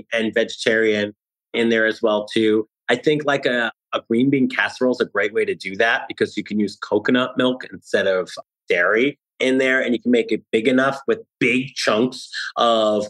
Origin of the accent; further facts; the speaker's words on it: New Jersey, United States; now in New York City, United States; I live in New York City, but I grew up in New Jersey